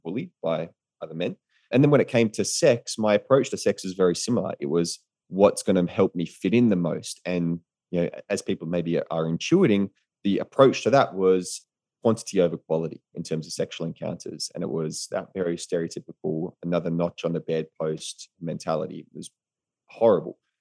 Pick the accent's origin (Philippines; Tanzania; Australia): Australia; moved away as an adult; also born or lived in United States; as an Australian in America